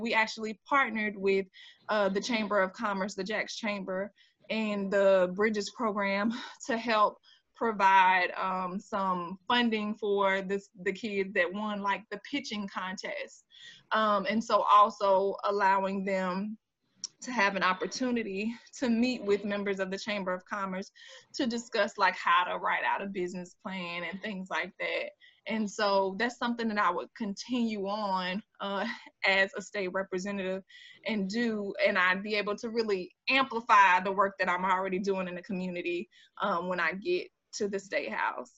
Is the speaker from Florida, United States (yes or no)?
yes; Jacksonville, Florida, United States; accent: Jacksonville drawl; folks think that I'm sometimes from Mississippi and stuff like that. I'm like, no, this is a Jacksonville draw